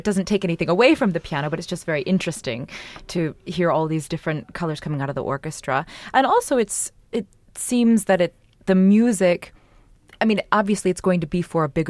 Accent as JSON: {"language": "English", "country": "United States", "said": "as an American singer"}